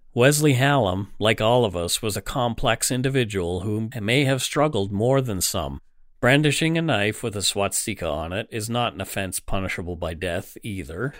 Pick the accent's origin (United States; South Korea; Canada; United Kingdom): Canada; as a Canadian